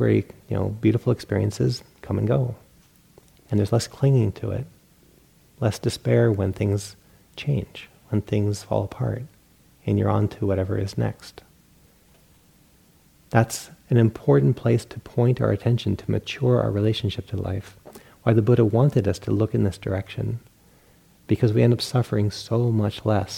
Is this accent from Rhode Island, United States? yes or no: yes; Rhode Island, United States; I grew up in Rhode Island, and we have this huge internal bay.